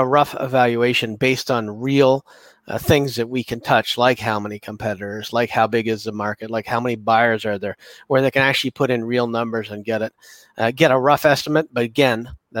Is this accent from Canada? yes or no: yes; Canada; I'm Canadian